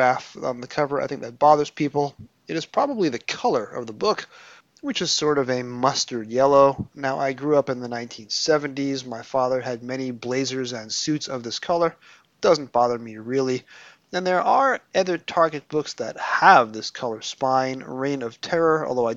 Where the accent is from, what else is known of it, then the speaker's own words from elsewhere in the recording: United States; both being American